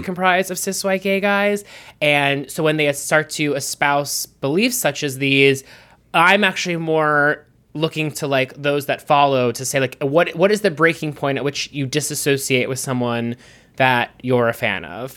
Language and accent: English; Pittsburgh, Pennsylvania, United States; I'm from Pittsburgh, and my grandmother would say, "Whooshing machine?"